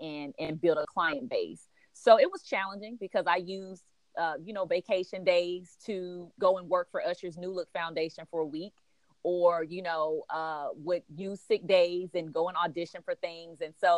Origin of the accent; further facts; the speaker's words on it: Los Angeles, California, United States; now in Atlanta, United States; Yeah, so I am definitely a Cali girl with sweet tea in my veins. So I am originally from Los Angeles. My family moved here really like right before the Olympics. They moved to Atlanta.